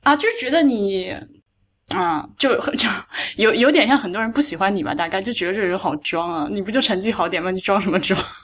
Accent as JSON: {"language": "Chinese", "region": "Hubei", "country": "China", "said": "我湖北人"}